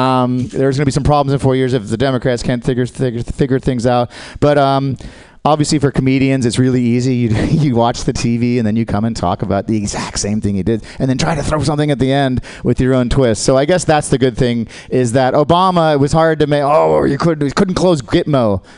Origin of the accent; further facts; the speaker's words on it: Australia; I'm Australian, guys. I'm not with them.